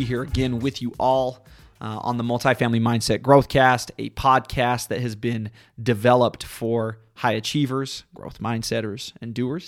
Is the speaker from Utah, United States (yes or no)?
yes; southern Utah, United States; my home state of southern Utah